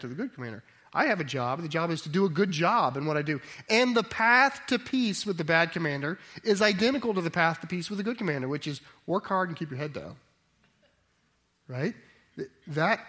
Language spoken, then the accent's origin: English; United States; we in America